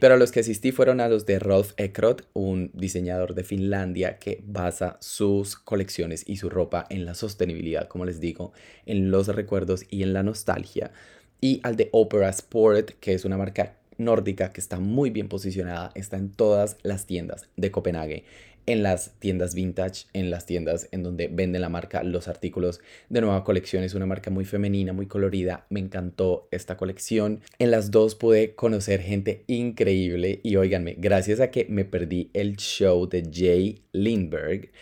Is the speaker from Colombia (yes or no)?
yes; Colombia; first language Spanish; moved away as an adult; now in Spain; yo soy una persona que viene de Latinoamérica vengo de Colombia Vivo en España hace cuatro años